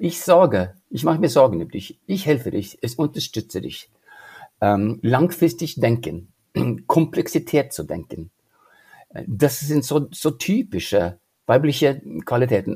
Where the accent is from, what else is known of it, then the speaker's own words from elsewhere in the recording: Norway; German is a second language; now in Germany; ich bin äh, in Norwegen aufgewachsen